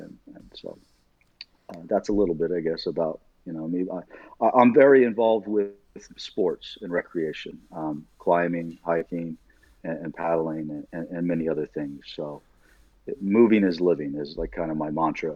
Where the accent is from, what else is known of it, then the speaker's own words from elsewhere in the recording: Illinois, United States; born there; I grew up all over the country. I was born in Southern Illinois.